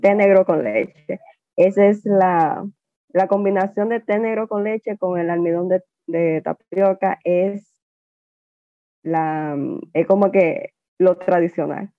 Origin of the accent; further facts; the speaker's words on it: Dominican Republic; also born or lived in Taiwan; me trajeron acá cuando yo tenía ocho meses de nacida.